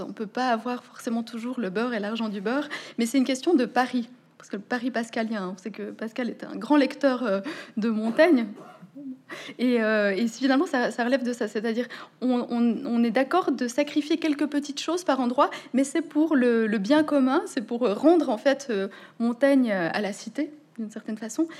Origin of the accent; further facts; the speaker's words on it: Switzerland; je suis suissesse et donc c'est comme ça qu'on parle encore en Suisse